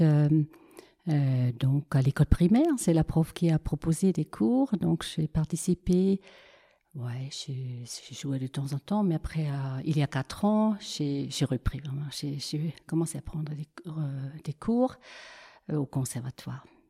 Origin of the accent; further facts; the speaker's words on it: Switzerland; je suis d'origine suisse